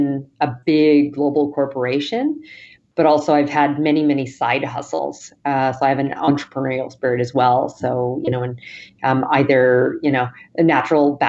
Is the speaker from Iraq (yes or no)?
no; Western Canada, Canada; moved away as an adult; also born or lived in Toronto, Canada; now in New York, United States; I'm originally from Canada, live in New York now, but I grew up on Western Canada